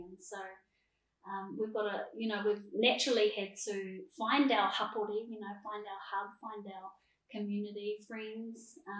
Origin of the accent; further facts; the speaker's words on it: Palmerston North, Manawatū-Whanganui, New Zealand; we were both born and raised in Palmas North, so moving here, we were quite young parents